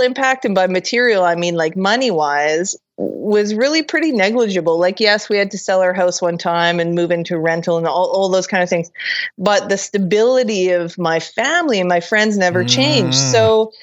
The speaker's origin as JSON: {"language": "English", "town": "Kelowna", "region": "British Columbia", "country": "Canada", "tie": "born or raised there", "said": "my hometown of Kelowna, BC"}